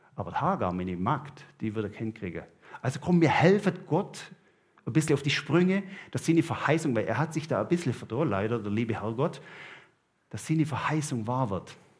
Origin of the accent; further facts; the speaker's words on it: Southern Germany, Germany; now in Switzerland; ich als Süddeutscher